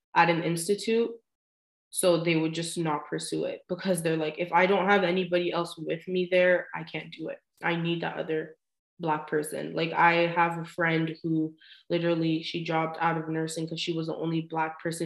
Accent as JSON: {"language": "English", "country": "Canada", "said": "as a Canadian"}